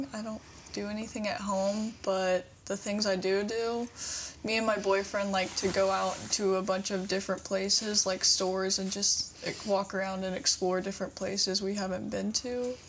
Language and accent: English; Batesville, Indiana, United States; also born or lived in Morris Hill / Lawrenceburg, Indiana; No, I came from Morris Hill and then Lawrenceburg, and I came to Batesville second semester of third grade.